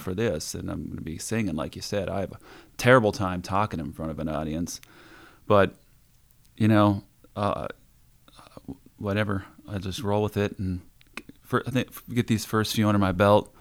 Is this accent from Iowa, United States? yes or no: yes; Iowa, United States; moved away as an adult; also born or lived in Las Vegas, Nevada; from Iowa